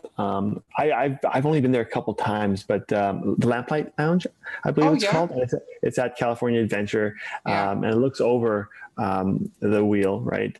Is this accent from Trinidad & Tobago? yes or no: no; west side of Canada, Western Canada, Canada; now in Toronto, Canada; I am Canadian, born and raised on the west side of Canada, and now here in Toronto, Ontario.